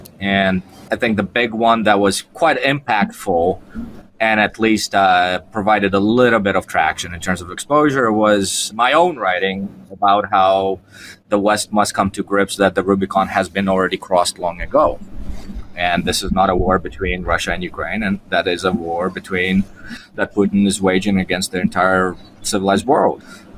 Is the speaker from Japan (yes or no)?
yes; Japan; was my childhood dream as I was growing up in Japan in elementary school.